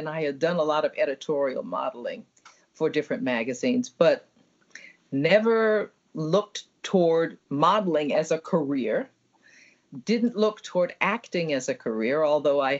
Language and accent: English; New York City, New York, United States; I grew up in the projects in New York City